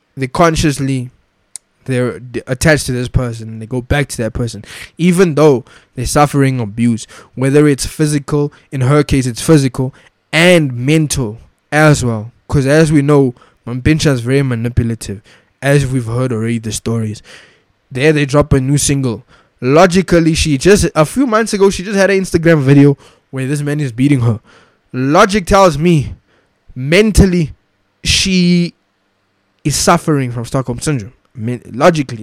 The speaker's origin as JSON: {"language": "English", "country": "South Africa", "said": "as a South African, I want my children to know about this apartheid flag"}